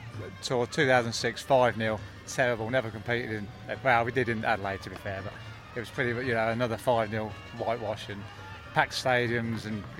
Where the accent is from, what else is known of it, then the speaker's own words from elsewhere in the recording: Northampton, East Midlands, United Kingdom; I'm from Northampton.